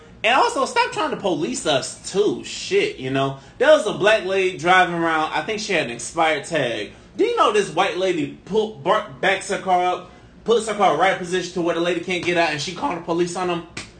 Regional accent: St. Petersburg, Florida, United States; I know I'm from St. Pete, but goddamn, you know. I could be an educated brother from the south side of St. Pete.

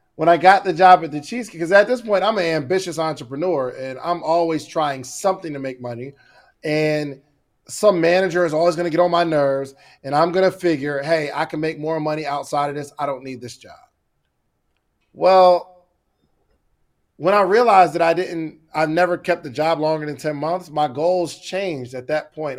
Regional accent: Willingboro, New Jersey, United States; also born or lived in Morrow, Georgia / Alabama; now in Georgia, United States; I grew up in Willingboro, New Jersey, moved to, uh, Morrow, Georgia, and, uh, went to school at Alabama A and M, then came back to Georgia

